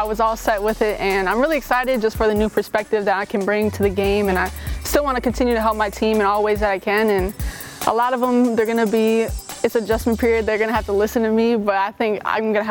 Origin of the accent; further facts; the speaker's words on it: Minnesota, United States; we're both from Minnesota